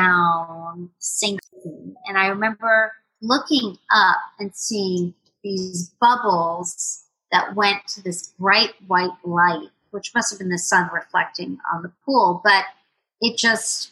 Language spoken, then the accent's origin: English; Jamaica; moved away; born and raised in Jamaica, West Indies. My parents moved to Jamaica after the revolution in Cuba. So they are both Cuban